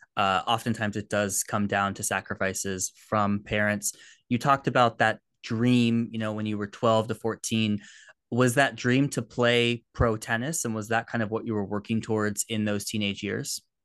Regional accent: United States; I'm an American. I've grown up around the college system

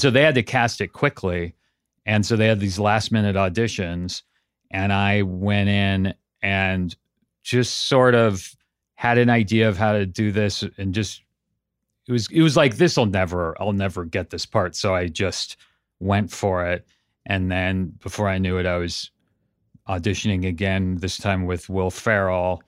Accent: Santa Cruz, California, United States; moved away as an adult; also born or lived in Pasadena; I grew up in Santa Cruz, up in Northern California.

